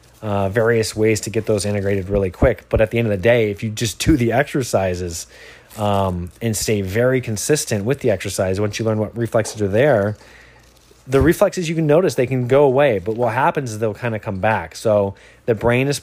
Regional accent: Michigan, United States; now in Encinitas, United States; I'm from Michigan originally

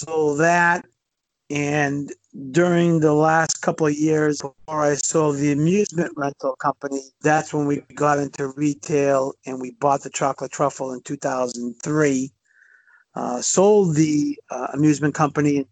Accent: Medford, Massachusetts, United States; Born and raised in Medford. The rest of my family is still there

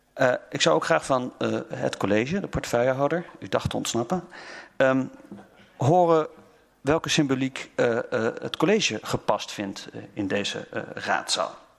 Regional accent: North Brabant, Netherlands; ik ben een Brabander

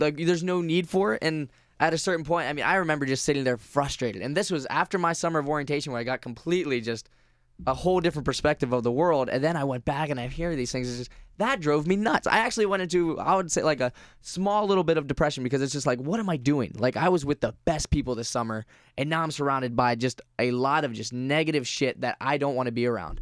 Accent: Vero Beach, Florida, United States; I grew up in Vero Beach, Florida, which is majority older, white, kind of conservative

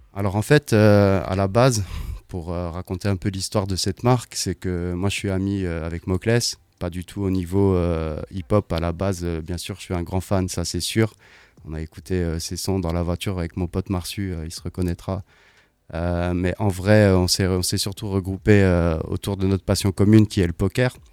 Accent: Strasbourg, Grand Est, France; also born or lived in London; je suis strasbourgeois

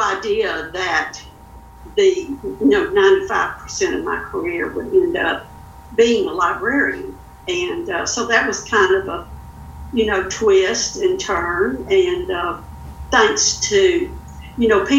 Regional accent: Louisiana, United States; moved away as an adult; now in Northwest Arkansas, United States; I was born and raised in Louisiana, never intended to leave

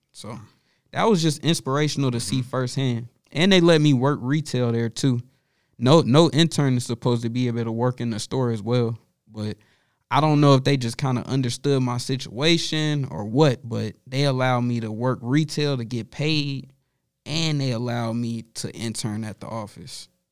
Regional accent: Charlotte, North Carolina, United States; moved away as an adult; I'm from Charlotte

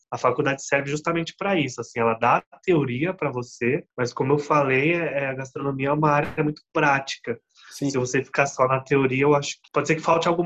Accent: Guarujá, São Paulo, Brazil; born there; Eu nasci no Guarujá, eu fui morar em Paranaguá, em Curitiba também ali morei.

